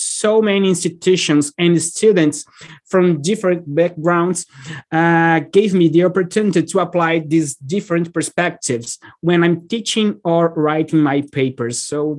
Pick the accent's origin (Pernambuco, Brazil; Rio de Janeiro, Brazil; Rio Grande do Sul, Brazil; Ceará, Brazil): Ceará, Brazil; Fortaleza; moved away as an adult; also born or lived in Salvador, Brazil / Missouri, United States / Belo Horizonte, Brazil / São Luís, Brazil; now in East Lansing, United States; I'm from Fortaleza in Brazil, but I also lived in Salvador, Missouri, Belo Horizonte, São Luís in Brazil, and Curitiba. And now I am in East Lansing, Michigan